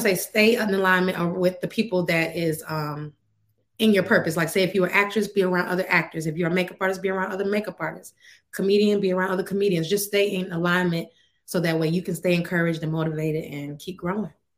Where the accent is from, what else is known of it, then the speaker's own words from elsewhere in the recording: Atlanta, Georgia, United States; also born or lived in Joliet, Illinois; I'm from Joliet, Illinois, shout out, mm-hmm. um, I was raised in Atlanta